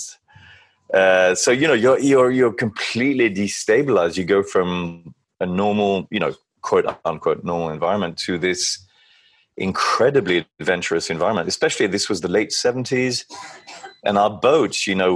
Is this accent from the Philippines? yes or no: no; Paris, Île-de-France, France; now in United States; we were, you know, raised in the suburbs of Paris